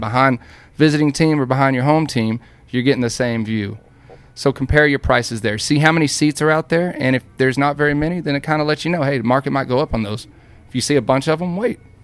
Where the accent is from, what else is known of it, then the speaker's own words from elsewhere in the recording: Dallas, Texas, United States; I'm from Dallas